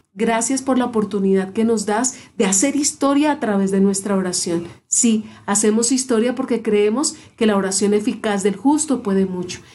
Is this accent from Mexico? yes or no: no; Colombia; nuestra Colombia